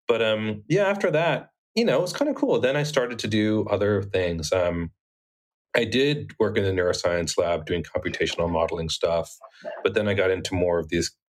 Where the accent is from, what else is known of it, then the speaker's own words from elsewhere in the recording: a small town in Arizona, United States; also born or lived in Bronx, New York; I was born in like the Bronx, but my family moved to a really small town in Arizona when I was eight years old. So I really grew up in almost a literal one horse town type of place.